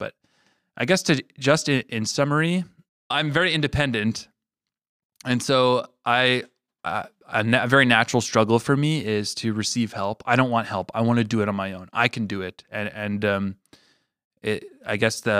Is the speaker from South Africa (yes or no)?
no; Regina, Saskatchewan, Canada; born there; I was born in Regina, and there's quite a story connected to that.